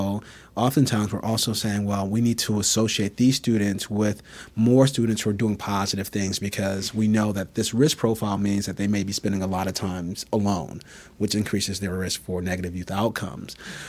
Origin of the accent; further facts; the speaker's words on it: Bridgeport, Connecticut, United States; So for me personally, I grew up in Bridgeport, Connecticut. I grew up in subsidized housing.